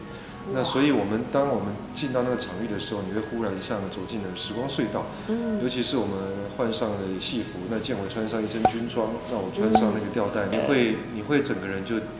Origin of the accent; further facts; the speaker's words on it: Taiwan; accent: Taiwanese; 我的腔应该是台语，台台湾的就传统的英语教出来的